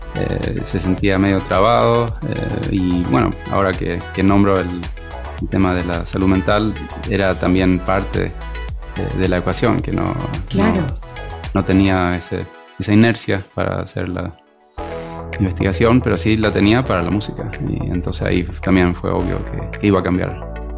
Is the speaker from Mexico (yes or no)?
no; Sweden; yo soy nacido en Suecia